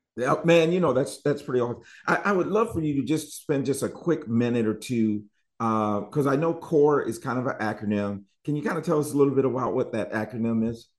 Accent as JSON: {"language": "English", "region": "Michigan", "country": "United States", "moved": "yes", "lives_now": "Charlotte, United States", "said": "I'm from Michigan"}